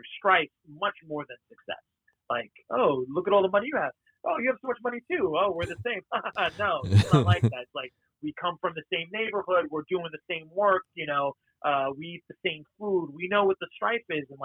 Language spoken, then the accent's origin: English; New York, United States; growing up in New York, you're basically Jewish